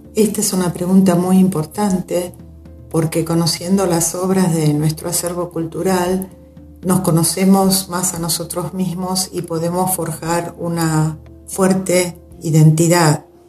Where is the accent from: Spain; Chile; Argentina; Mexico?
Argentina; somos argentinos